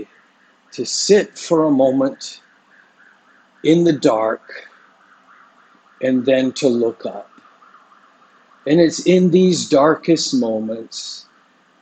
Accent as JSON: {"language": "English", "town": "Vancouver", "region": "British Columbia", "country": "Canada", "tie": "born or raised there", "moved": "yes", "lives_now": "Singapore", "said": "every time I go back to Vancouver, it's hard not to judge just, you know, a little bit, because my hometown is just so dark."}